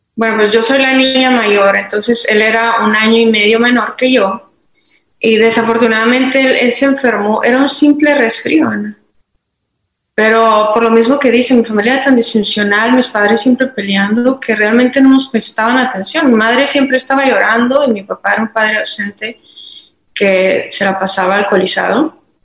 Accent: Madera, Chihuahua, Mexico; Soy originaria de Madera, Chihuahua, México

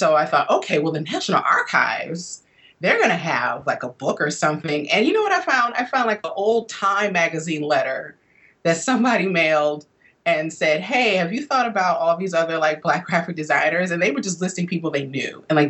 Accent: Midwest, United States; now in East Coast, United States; growing up in the Midwest where I did, you know, I'm a product of the Northern migration.

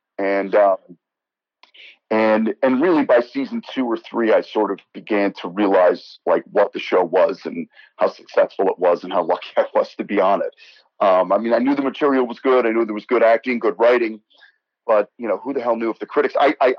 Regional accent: Teaneck, New Jersey, United States; born there; now in Manhattan, United States; so that got me back to New York and my roots and my family here and Jersey roots, actually, because I was born in Teaneck, New Jersey. And but then 25 years in Manhattan.

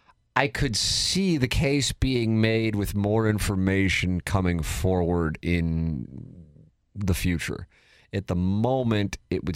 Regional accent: St. Louis, Missouri, United States; born or raised there; also born or lived in Little Rock, Arkansas

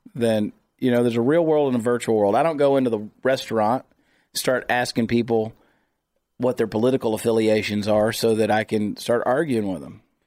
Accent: United States; I'm an American

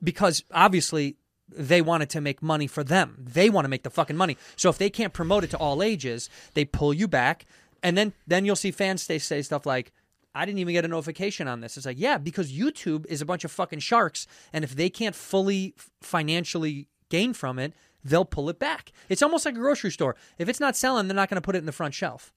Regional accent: Chicago, Illinois, United States; Chicago, my hometown

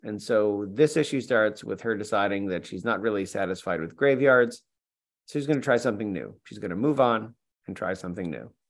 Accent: New York, United States; I'm from New York

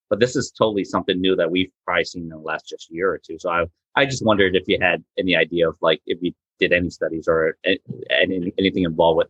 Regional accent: Florida, United States; moved away; also born or lived in Delaware Bay area; I was born and raised in Florida

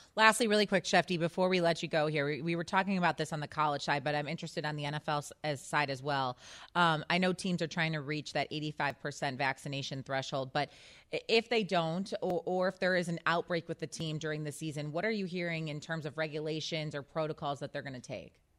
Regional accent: Chicago, Illinois, United States; growing up in Chicago

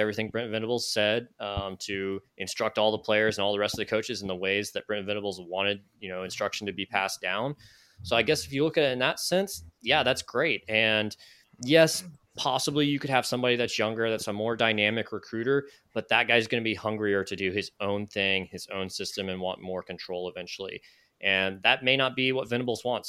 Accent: Raleigh-Durham area, North Carolina, United States; when I was growing up in the Raleigh-Durham area

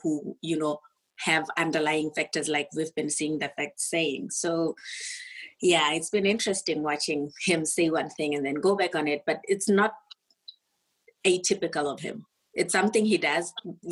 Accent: Botswana; moved away; I'm actually not from SA. I'm from Botswana

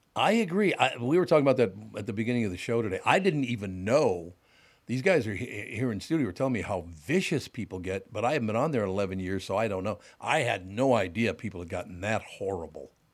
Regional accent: Minneapolis, Minnesota, United States; I grew up in North Minneapolis, Jews, Catholics, and black people.

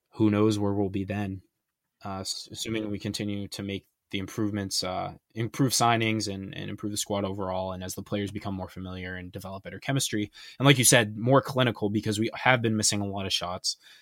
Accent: United States; as an American

